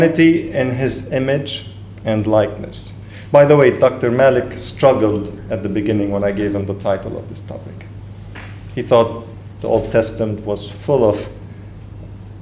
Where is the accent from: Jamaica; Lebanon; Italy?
Lebanon; English is a second language; I do come from Lebanon, and I am Lebanese, so English is my third language